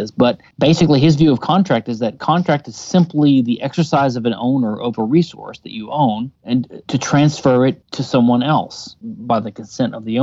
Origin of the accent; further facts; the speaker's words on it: Louisiana, United States; I do think I've learned a few things over the years, even though I am from Louisiana.